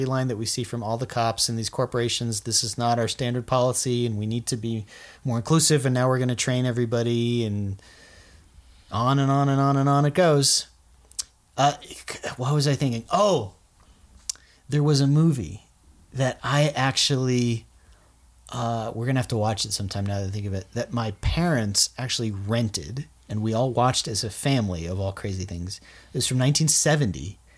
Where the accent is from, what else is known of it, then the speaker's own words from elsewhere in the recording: the South, United States; I'm from the South